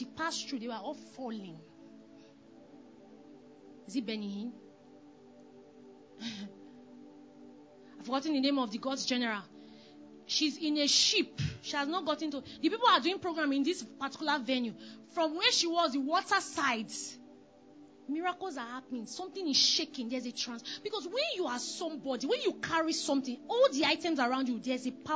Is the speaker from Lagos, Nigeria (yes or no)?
no; Delta, Nigeria; I was from Delta State, Delta Igbo